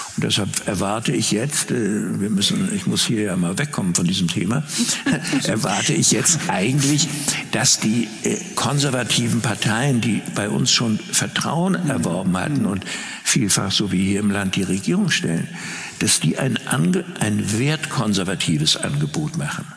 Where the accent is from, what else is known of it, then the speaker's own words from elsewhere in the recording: Rostock, Mecklenburg-Vorpommern, Germany; meine Heimatstadt Rostock